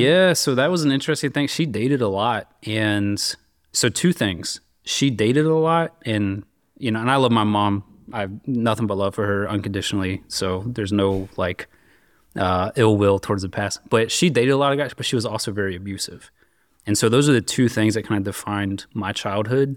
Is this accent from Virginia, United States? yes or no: yes; Richmond, Virginia, United States; I grew up, uh, basically in and around Richmond, Virginia.